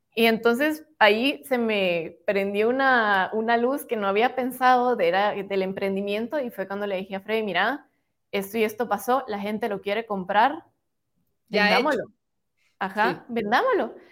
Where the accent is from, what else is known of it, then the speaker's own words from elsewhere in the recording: Guatemala; como guatemaltecos